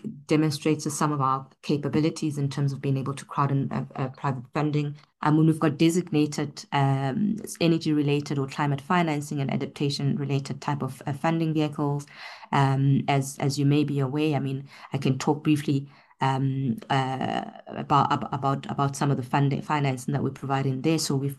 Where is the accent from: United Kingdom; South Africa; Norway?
South Africa; I think for us as a South African economy, you know, we've been primarily dependent on fossil fuel for many years.